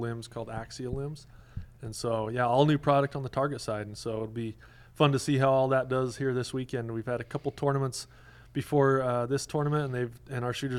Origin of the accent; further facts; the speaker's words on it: the West, United States; I grew up in the West